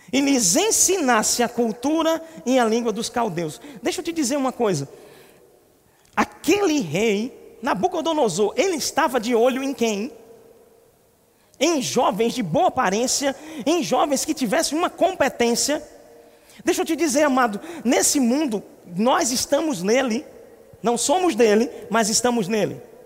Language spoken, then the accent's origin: Portuguese; Recife, Pernambuco, Brazil; nós somos de Recife